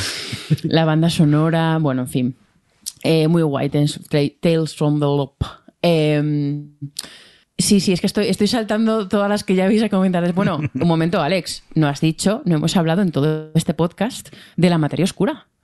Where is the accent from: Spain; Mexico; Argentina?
Spain; Madrid, Community of Madrid; yo como madrileña